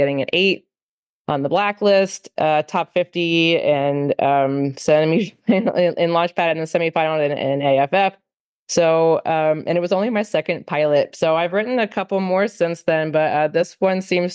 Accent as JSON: {"language": "English", "region": "New Jersey", "country": "United States", "moved": "yes", "lives_now": "Nashville, United States", "said": "I'm originally from New Jersey, but I now live in Nashville"}